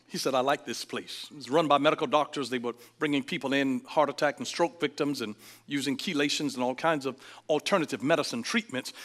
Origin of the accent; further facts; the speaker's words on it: Georgia, United States; I'm from Georgia. We get away with things that you can't get away